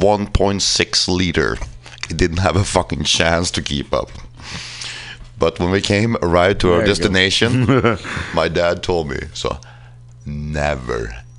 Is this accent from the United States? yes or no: no; Finland; moved away